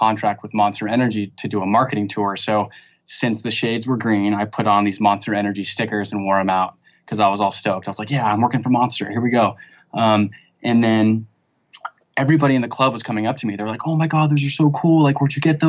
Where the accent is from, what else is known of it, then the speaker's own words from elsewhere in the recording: Santa Barbara, California, United States; moved away as an adult; now in San Diego, United States; I'm actually from Santa Barbara